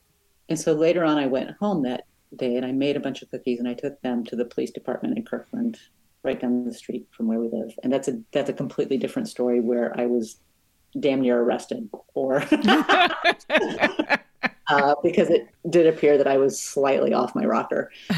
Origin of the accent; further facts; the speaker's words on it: Brazil; I'm from Brazil.